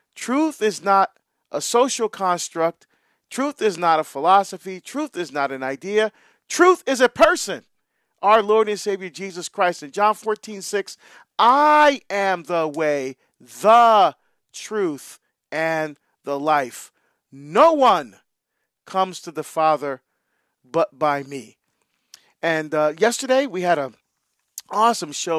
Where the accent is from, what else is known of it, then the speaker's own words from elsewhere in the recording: New York, United States; I grew up in the Northeast Corridor, Penn Station, New York. I grew up all around trains